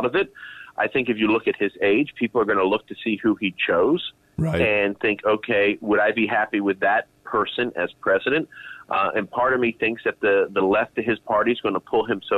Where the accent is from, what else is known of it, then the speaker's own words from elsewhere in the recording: New Jersey, United States; moved away; I was from New Jersey originally.